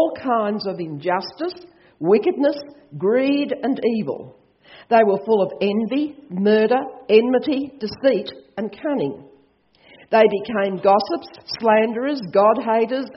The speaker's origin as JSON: {"language": "English", "country": "Australia", "said": "I'm Australian"}